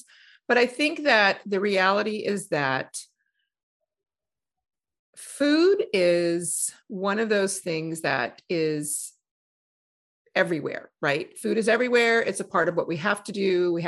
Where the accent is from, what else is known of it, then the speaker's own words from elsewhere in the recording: New Orleans, Louisiana, United States; I grew up in New Orleans.